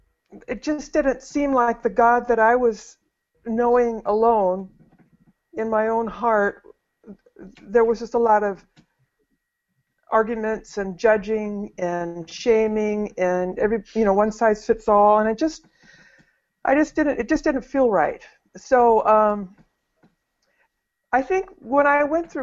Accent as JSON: {"language": "English", "region": "North Idaho", "country": "United States", "tie": "born or raised there", "said": "I was raised in North Idaho"}